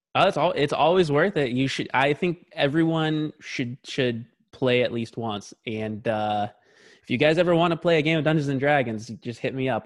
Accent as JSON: {"language": "English", "town": "Tacoma", "region": "Washington", "country": "United States", "tie": "born or raised there", "also_born_or_lived": "Lakewood, Washington", "said": "my dad was in the military, so we, we grew up in Tacoma, Washington, which is just about forty miles south of Seattle"}